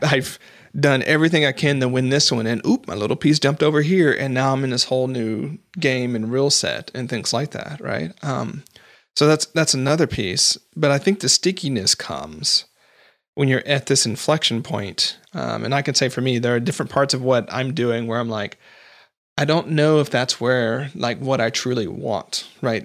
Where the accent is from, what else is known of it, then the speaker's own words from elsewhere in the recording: United States; I'm not Canadian